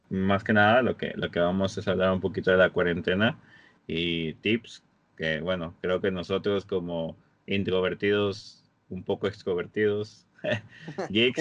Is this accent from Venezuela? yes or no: no; Monterrey, Nuevo León, Mexico; somos de la Sultana del Norte, estamos aquí eh, en Monterrey